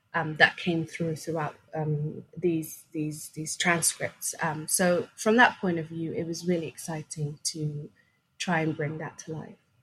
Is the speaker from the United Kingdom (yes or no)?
no; Sweden; English is a second language; also born or lived in Somalia; we came as refugees from Somalia to, to Sweden when I was um, five, six years old